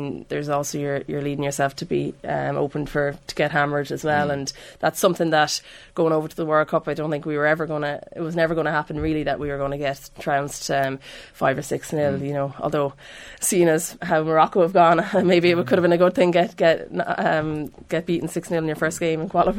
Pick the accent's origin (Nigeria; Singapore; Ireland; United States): Ireland; It doesn't have the same ring to it for us as Irish fans.